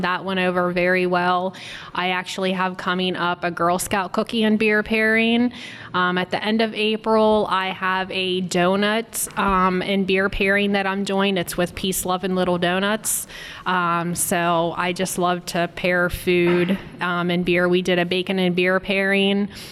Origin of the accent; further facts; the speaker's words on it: Berlin, Pennsylvania, United States; now in Washington County, United States; I'm originally from Berlin, but I've lived up here in Washington County for 11 years now